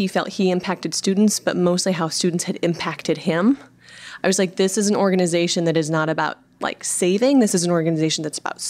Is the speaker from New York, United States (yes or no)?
no; Iowa, United States; I am originally from Iowa